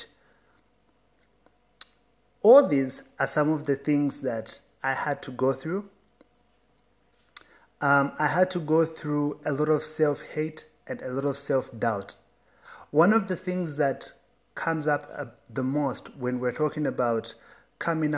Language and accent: English; Zambia; I grew up in Zambia, a country that considers itself a Christian nation